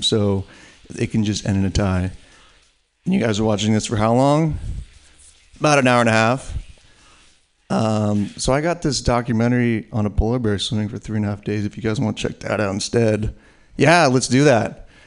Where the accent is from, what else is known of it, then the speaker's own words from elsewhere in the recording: San Francisco Bay Area, California, United States; me being from the San Francisco Bay Area